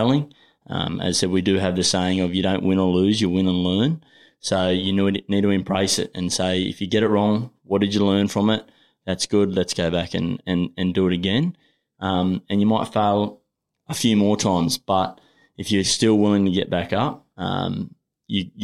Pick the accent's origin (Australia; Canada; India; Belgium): Australia; also born or lived in New Zealand; I've come from the bush.